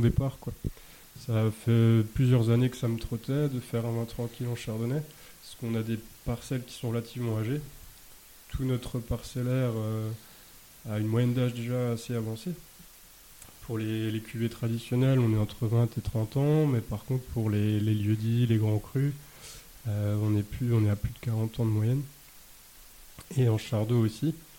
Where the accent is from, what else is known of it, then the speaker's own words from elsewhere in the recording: Alsace, Grand Est, France; also born or lived in Beaune; chez nous. En Alsace